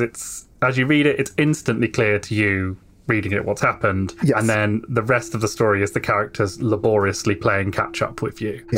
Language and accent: English; United Kingdom; speaking as a Brit